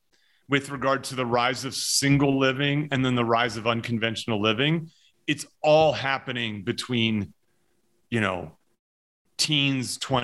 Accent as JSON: {"language": "English", "region": "New Jersey", "country": "United States", "tie": "born or raised there", "said": "In New Jersey."}